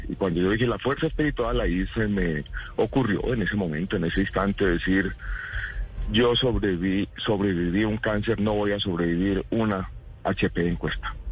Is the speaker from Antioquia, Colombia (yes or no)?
yes; Paisa, Antioquia, Colombia; yo crecí en una familia paisa